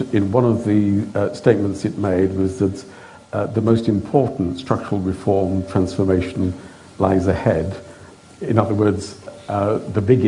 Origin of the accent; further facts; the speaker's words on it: United Kingdom; as a Brit with our imperial history